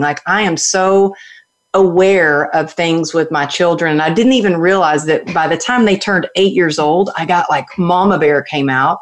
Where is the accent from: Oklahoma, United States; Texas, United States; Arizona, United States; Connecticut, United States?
Texas, United States; I grew up in Texas where it was all about cowgirl up and suck it up